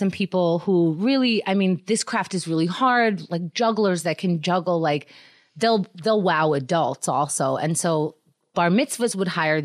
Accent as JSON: {"language": "English", "region": "New York", "country": "United States", "tie": "born or raised there", "said": "I grew up in New York"}